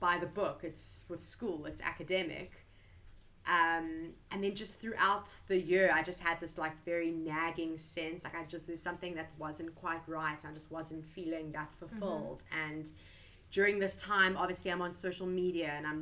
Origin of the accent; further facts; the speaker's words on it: Cape Town, Western Cape, South Africa; moved away as an adult; now in South Korea; I'm from Cape Town, South Africa.